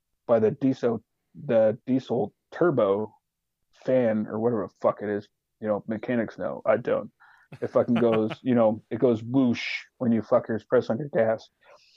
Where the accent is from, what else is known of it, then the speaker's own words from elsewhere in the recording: Alaska, United States; I'm from Alaska